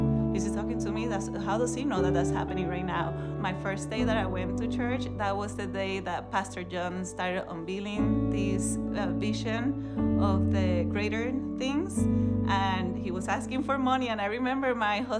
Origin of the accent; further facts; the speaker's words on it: Puerto Rico; moved away as an adult; now in Hendricks County, United States; I am from Puerto Rico. In Puerto Rico, you're born and raised pretty much in the Catholic Church